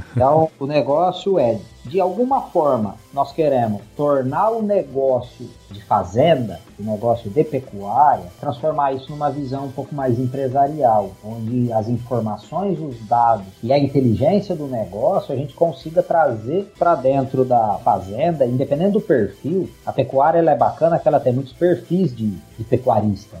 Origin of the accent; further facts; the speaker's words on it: São José do Rio Preto, São Paulo, Brazil; Eu sou natural de São José do Rio Preto, estado de São Paulo. Basicamente, a criação foi toda aí